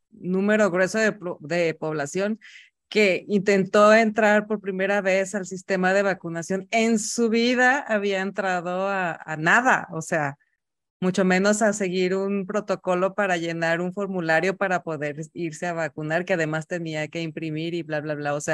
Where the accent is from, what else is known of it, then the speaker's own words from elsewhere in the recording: Mexico; de nuestra desorganización como mexicanos